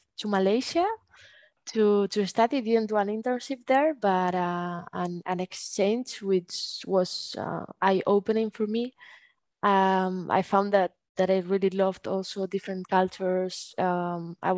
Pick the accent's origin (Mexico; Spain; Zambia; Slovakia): Spain; Bilbao, Basque Country; also born or lived in Barcelona; decided to come back here to Bilbao to finish my bachelor from home